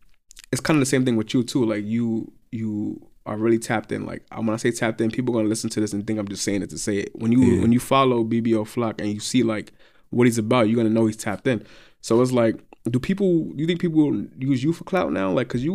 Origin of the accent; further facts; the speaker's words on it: New York, United States; Yeah, I know what you mean. I'm from New York. I know how it goes.